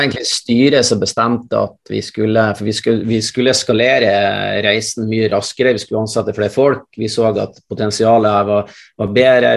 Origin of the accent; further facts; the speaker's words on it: Mosjøen, Nordland, Norway; moved away; Jeg er opprinnelig fra Mosjøen sjøl